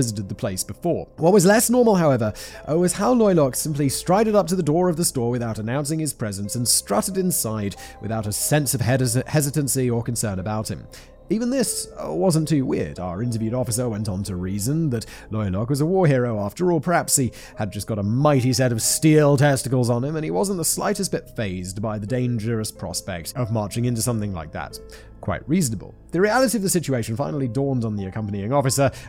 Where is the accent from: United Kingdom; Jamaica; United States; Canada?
United Kingdom; I'm British